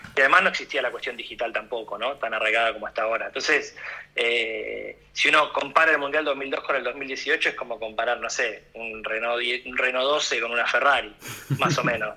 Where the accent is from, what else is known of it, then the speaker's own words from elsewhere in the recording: Argentina; como argentino